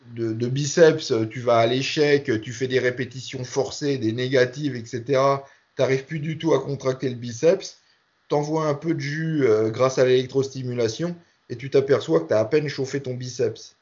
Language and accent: French; France; nous, en France